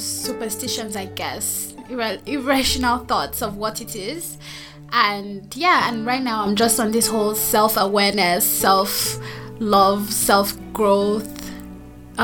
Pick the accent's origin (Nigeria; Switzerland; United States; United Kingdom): Nigeria; also born or lived in Anambra State, Nigeria; I'm from Nigeria. I live in Abuja, Nigeria.